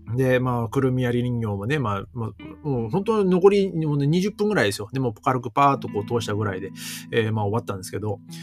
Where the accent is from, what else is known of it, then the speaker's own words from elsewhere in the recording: northern Japan, Japan; moved away; 僕はもうね、北国のね、出身